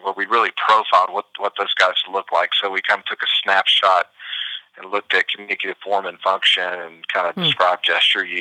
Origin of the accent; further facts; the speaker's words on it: Hattiesburg, Mississippi, United States; moved away as an adult; also born or lived in Memphis, Tennessee / Florida; did my undergrad at Southern Miss, and loved those folks down in Hattiesburg, and that was my hometown